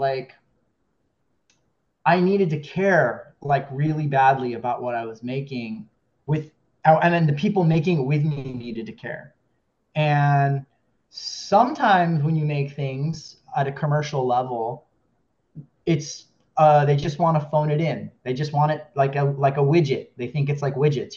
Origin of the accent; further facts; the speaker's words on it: Kona, Hawaii, United States; also born or lived in Southern California; now in Los Angeles, United States; I'm from Hawaii. I'm from Kona, where the film takes place. And I currently live in California, in Southern California, near Los Angeles